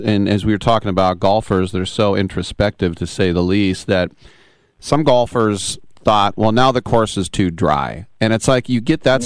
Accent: United States; I'm American.

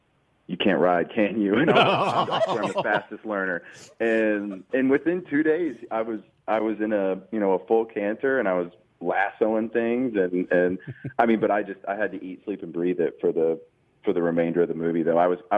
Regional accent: Springfield, Illinois, United States; I grew up in Springfield, Illinois, so I, you know, we had property and there was a barn.

